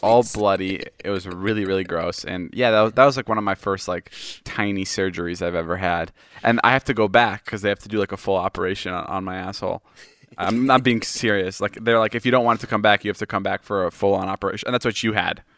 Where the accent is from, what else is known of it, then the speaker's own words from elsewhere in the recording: Chicago, Illinois, United States; moved away; I'm from Chicago